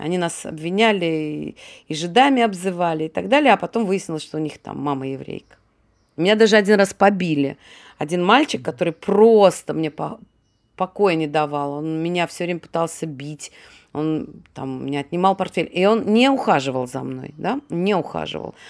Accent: Saint Petersburg, Russia; moved away as an adult; now in Israel; я родилась, я коренная ленинградка

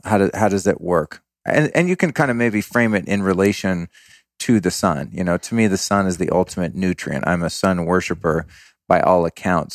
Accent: Denver, Colorado, United States; moved away; I was born in Denver

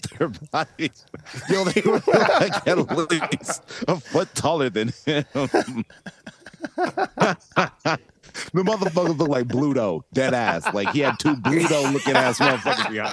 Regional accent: Everett, Washington, United States; moved away; my hometown, Everett, Washington

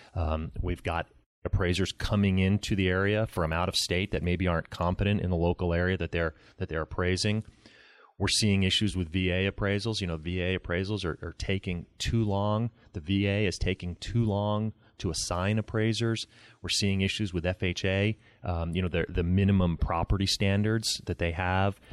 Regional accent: Baltimore, Maryland, United States; moved away as an adult; now in Phoenix, United States; for most of the time that I was growing up in Baltimore

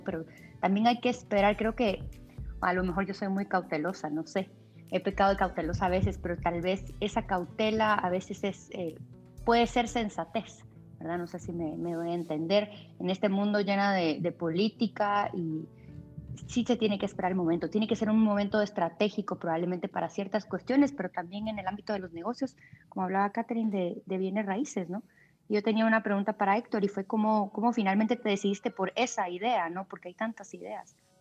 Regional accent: Guatemala; yo soy de Guatemala

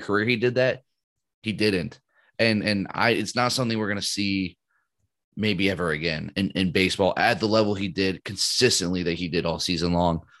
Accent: United States; as an American.

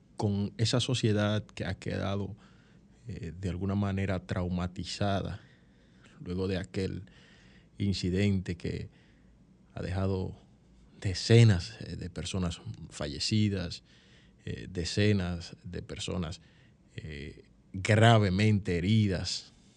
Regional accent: San Cristóbal, Dominican Republic; el pueblo de San Cristóbal, que es mi pueblo, mi pueblo, ustedes saben que yo soy eh, san cristobalense

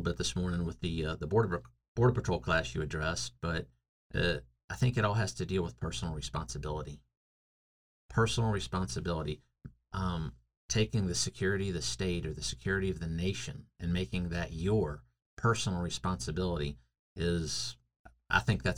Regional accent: North Carolina, United States; moved away; in the state of North Carolina, my home state

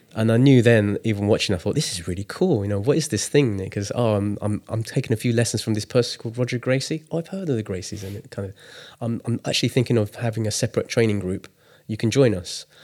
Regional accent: England, United Kingdom; I was born in England, but my parents are Chinese. And growing up, I was born in the si-, seventies. No, I was born in the sixties, grew up in the seventies

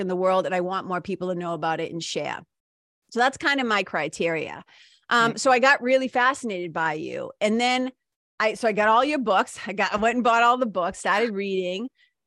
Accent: Boston, Massachusetts, United States; I'm from Boston

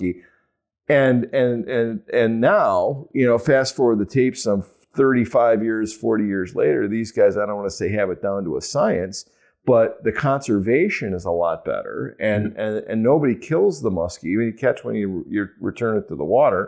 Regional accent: Wisconsin, United States; I grew up in Wisconsin

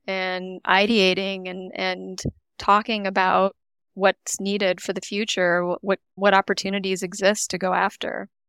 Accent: Canada; moved away as an adult; now in United States; I grew up in Canada. I'm Canadian

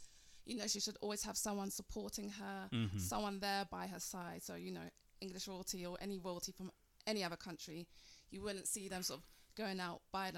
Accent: Ghana; And that tells me they see me and they accept me. They know I'm a Ghanaian.

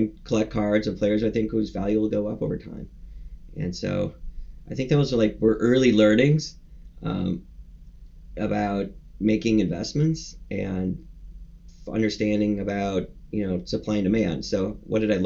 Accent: Madison, Wisconsin, United States; I grew up in Wisconsin, in Madison, Wisconsin

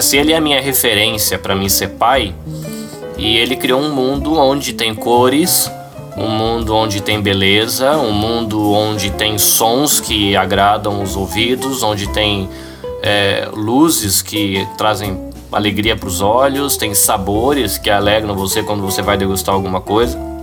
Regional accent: Brazil; a gente tem algumas dificuldades que a gente enfrenta como brasileiro

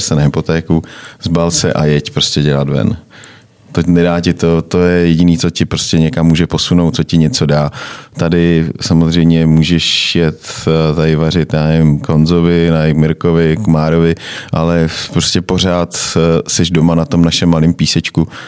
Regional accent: Moravia, Czechia; now in Prague, Czechia; u nás na Moravě

